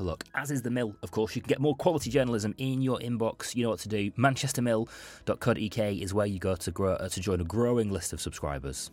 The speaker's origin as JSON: {"language": "English", "town": "Bolton", "region": "North West England", "country": "United Kingdom", "tie": "born or raised there", "said": "it's my hometown"}